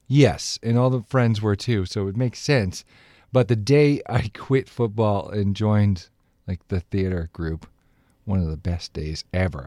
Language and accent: English; Dedham, Massachusetts, United States; Dedham is a, a place, a nice place to grow up. I loved growing up there.